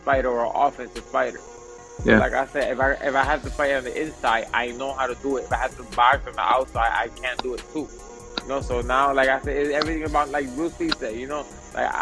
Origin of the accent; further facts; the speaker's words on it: Puerto Rico; also born or lived in New York City, United States; I was born in New York, but I was kind of raised in Puerto Rico. So, yeah, I'm a New York Rican